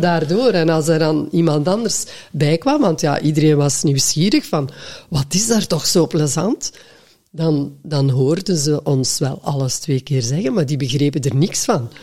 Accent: West Flanders, Belgium; accent: West Flemish; first language West Flemish; moved away as an adult; also born or lived in Antwerp; ik als West-Vlaming

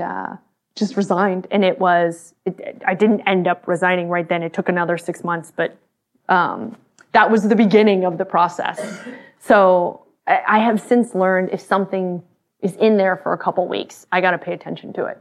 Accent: Austin, Texas, United States; I grew up in Texas, in Austin

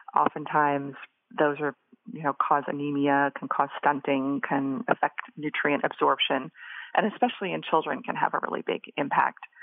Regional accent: Boise, Idaho, United States; moved away as an adult; in the area that I was living growing up in Boise, Idaho

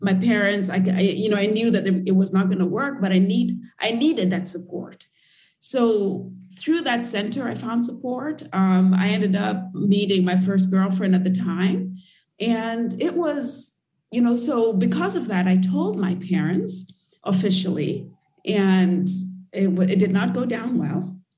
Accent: Nairobi, Kenya; moved away as an adult; So I grew up in Kenya and in Nairobi, as I mentioned earlier, and it's not a very open society.

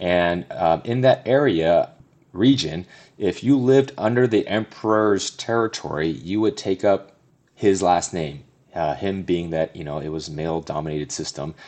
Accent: Southern California, United States; born or raised there; moved away as an adult; now in Denver, United States

